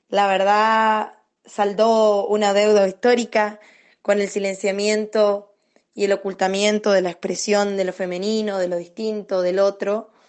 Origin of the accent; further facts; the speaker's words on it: Resistencia, Chaco, Argentina; de Resistencia Chaco, una cantora